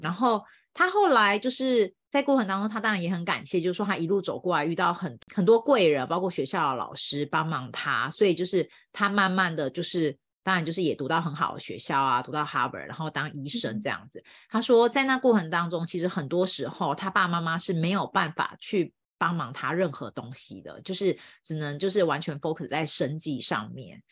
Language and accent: Chinese; Taiwan; now in United States; I'm from Taiwan